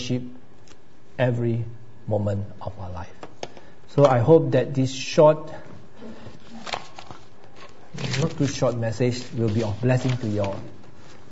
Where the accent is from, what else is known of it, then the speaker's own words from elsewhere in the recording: Malaysia; now in Australia; I come from Malaysia